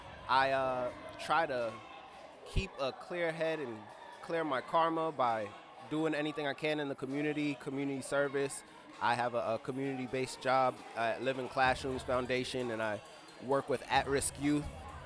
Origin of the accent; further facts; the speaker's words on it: New York City, New York, United States; now in Baltimore, United States; I'm originally from Brooklyn, New York, but I now reside in Baltimore.